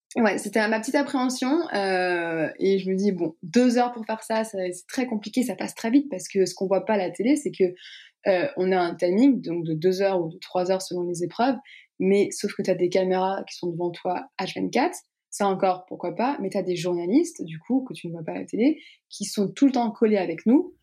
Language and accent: French; Strasbourg, Grand Est, France; moi je viens pas de Paris, donc tout se faisait à Paris. donc moi je viens de Strasbourg